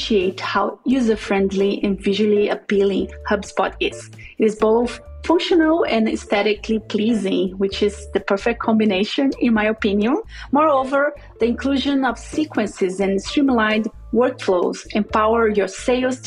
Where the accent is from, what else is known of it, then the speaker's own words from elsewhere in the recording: Brazil; first language Portuguese; English is a second language; moved away as an adult; now in United States; I was raised in Brazil. My first language is Portuguese.